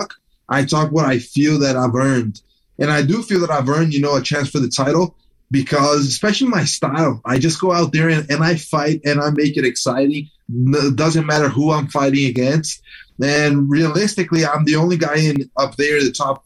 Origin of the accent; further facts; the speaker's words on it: Brazil; also born or lived in New Jersey, United States; so I was born in New Jersey. My dad still lives there. And I moved to Brazil with my mom. She's Brazilian. I moved here when I was about 6 to 7 years old, and then I grew up over here